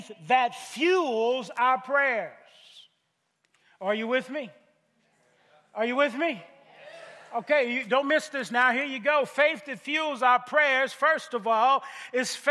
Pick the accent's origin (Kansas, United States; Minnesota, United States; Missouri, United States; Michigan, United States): Missouri, United States; I'm from Missouri. The motto of my state is the show me state